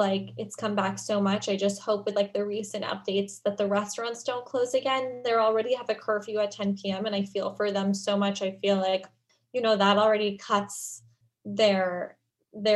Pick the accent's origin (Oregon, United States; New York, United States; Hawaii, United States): New York, United States; I grew up in New York